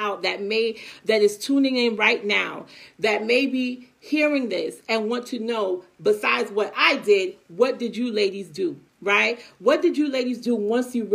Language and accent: English; New York City, New York, United States; also born or lived in Long Island; we lived in Brooklyn at the time, and then we moved from Brooklyn to Long Island around my teenage years. It was high school. 14 years old